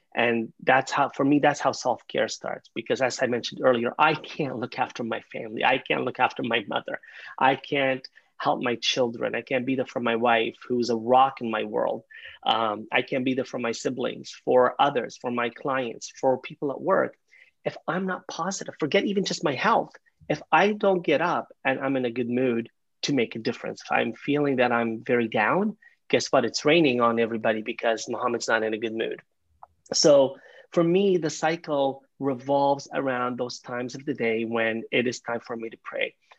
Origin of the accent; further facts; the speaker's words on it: Canada; also born or lived in London, Ontario; I'm a Canadian, I live in London, Ontario